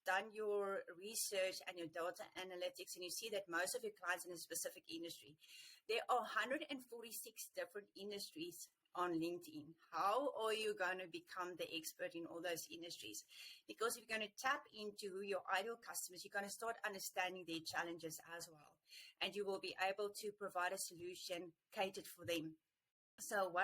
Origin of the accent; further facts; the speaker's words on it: South Africa; being a South African